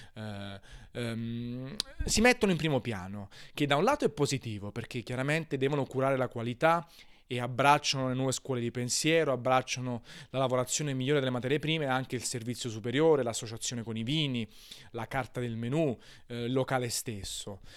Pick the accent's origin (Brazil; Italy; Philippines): Italy; Naples, Campania; sono napoletano